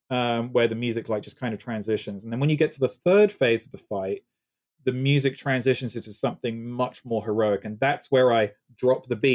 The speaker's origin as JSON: {"language": "English", "country": "United Kingdom", "accent": "British", "moved": "yes", "said": "I have my faint British accent still"}